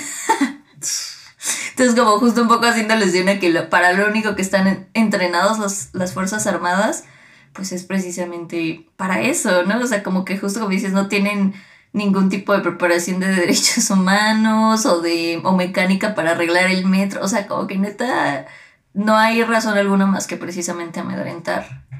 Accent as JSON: {"language": "Spanish", "region": "State of Mexico", "country": "Mexico", "tie": "born or raised there", "said": "cuando crecimos en el Edomex"}